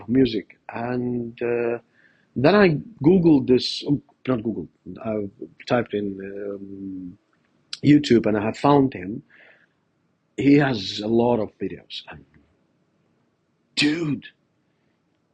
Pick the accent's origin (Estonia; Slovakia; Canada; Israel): Estonia; I was raised in Soviet Union